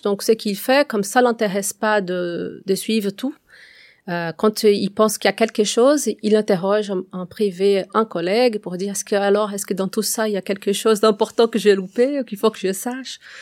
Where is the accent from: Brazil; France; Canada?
Brazil; moved away; je suis brésilienne